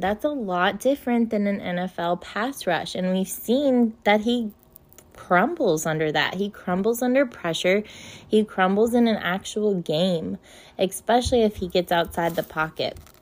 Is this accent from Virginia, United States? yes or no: yes; Winchester, Virginia, United States; in my hometown in May, we have a huge festival. It's called the Apple Blossom Festival